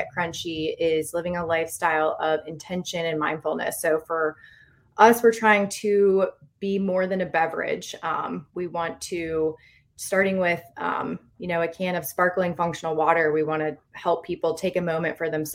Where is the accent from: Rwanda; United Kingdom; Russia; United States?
United States; Virginia Beach, Virginia; moved away as an adult; also born or lived in Los Angeles / Thailand; born and raised in Virginia Beach, moved out to Los Angeles